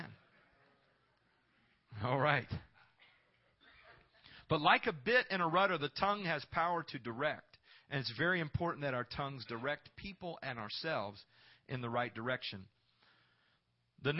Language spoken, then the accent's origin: English; Knoxville, Iowa, United States; I grew up in Iowa, in Knoxville, Iowa, a small little town